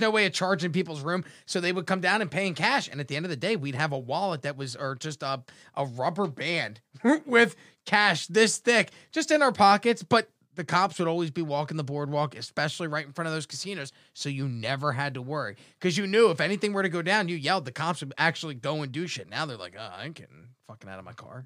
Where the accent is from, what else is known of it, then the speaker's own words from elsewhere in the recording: Atlantic City, New Jersey, United States; I grew up in Jersey